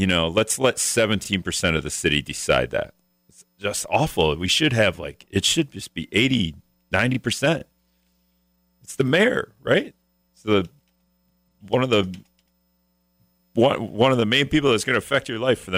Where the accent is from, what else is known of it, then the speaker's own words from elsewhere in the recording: Greenville, Wisconsin, United States; also born or lived in Hortonville, Wisconsin; my high school is Hortonville, but you know, if I ever tell anyone I'm from Greenville, nobody's going to know where that is